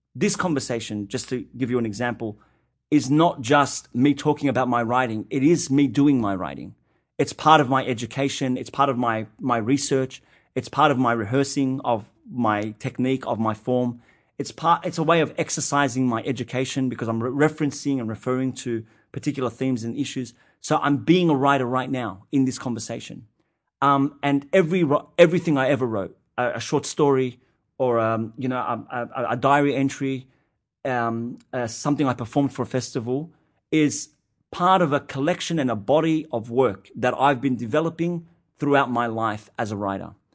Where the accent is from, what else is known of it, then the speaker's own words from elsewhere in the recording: Sydney, New South Wales, Australia; an Arab Australian Muslim kid growing up in Western Sydney